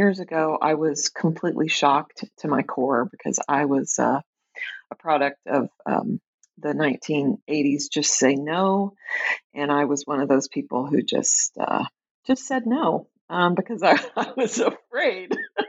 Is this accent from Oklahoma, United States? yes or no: yes; Tulsa, Oklahoma, United States; now in Minneapolis, United States; Sure. I grew up in Tulsa, Oklahoma. I live right now in the Twin Cities, in Minneapolis in particular.